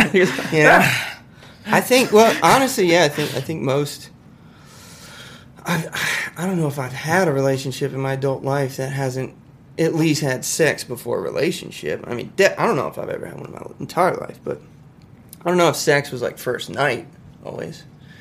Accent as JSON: {"language": "English", "town": "Lynchburg", "region": "Virginia", "country": "United States", "tie": "born or raised there", "also_born_or_lived": "Charleston, United States", "said": "I grew up in Virginia, a town called Lynchburg, Virginia."}